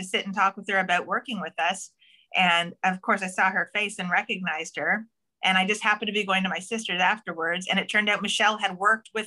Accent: Toronto, Ontario, Canada; I'm from Scarborough too

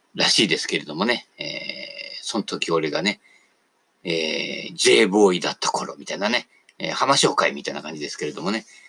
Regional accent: Sagamihara, Kanagawa, Japan; 俺神奈川でね、相模原で生まれた

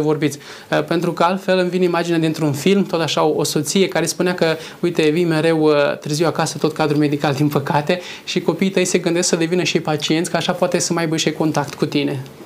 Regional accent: Moldavia, Romania; moved away; în cazul meu sunt din Moldova, soția este din Oltenia

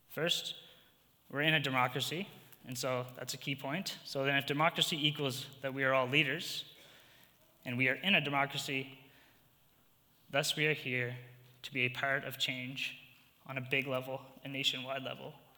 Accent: New Brunswick, Canada; moved away as an adult; now in Edmonton, Canada; I'm from New Brunswick, and I've been exiled to the prairies

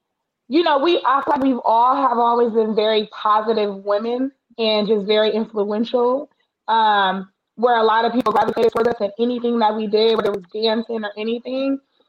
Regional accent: Daly City, California, United States; also born or lived in Oakland; But I'm from Daly City, so born and raised, grew up in Daly City.

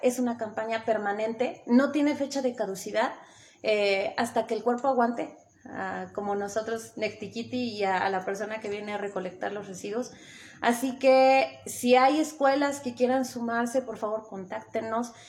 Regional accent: Puebla, Mexico; also born or lived in Tetela de Ocampo, Puebla; now in Tetela, Mexico

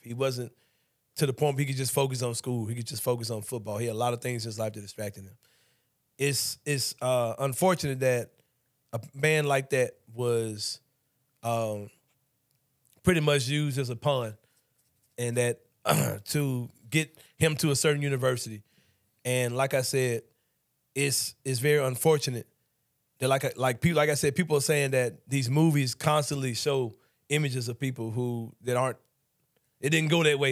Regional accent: Memphis, Tennessee, United States; I grew up in Memphis as well.

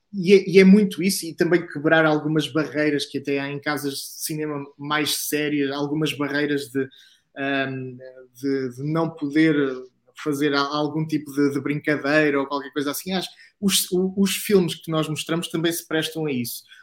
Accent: Coimbra, Centro, Portugal; Sou de Coimbra

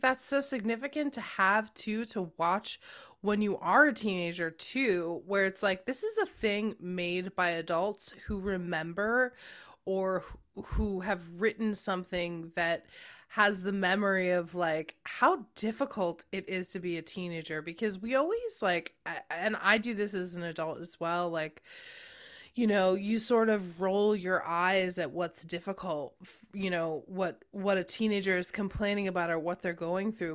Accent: Cambridge, Massachusetts, United States; born or raised there

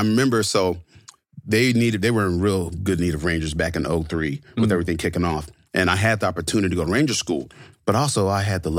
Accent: Fort Knox, Kentucky, United States; born there; And so I grew up in the military. I was born in Fort Knox.

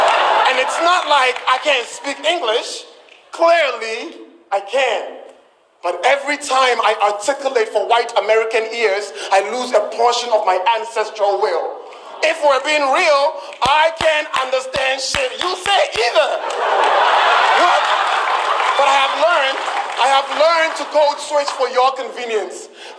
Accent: Ghana; accent: Ghanaian; now in United States; My homebred, homemade Ghanaian accent

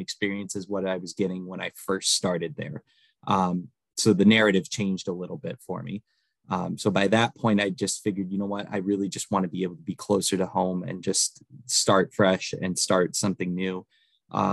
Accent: Northwest Indiana, United States; moved away as an adult; also born or lived in Kalamazoo, Michigan; now in Fort Wayne, United States; I grew up in Northwest Indiana. Originally, I'm about an hour away from Chicago, my hometown is.

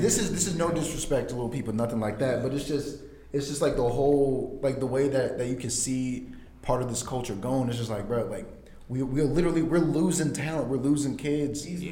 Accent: Jamestown, North Carolina, United States; I'm from Jamestown, which is like right outside of fucking uh, Greensboro.

